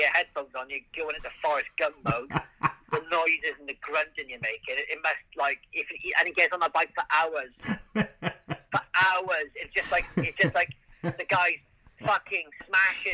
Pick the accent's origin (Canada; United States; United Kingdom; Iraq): United Kingdom; Wales; I'm from Wales